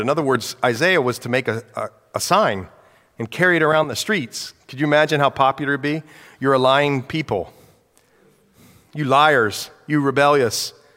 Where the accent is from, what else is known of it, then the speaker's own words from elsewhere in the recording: United States; I'm an American. Praise the Lord, I was born here